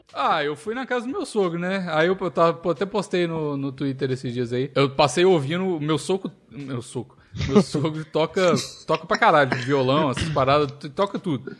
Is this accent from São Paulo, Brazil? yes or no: no; Minas Gerais, Brazil; nascido e criado em Minas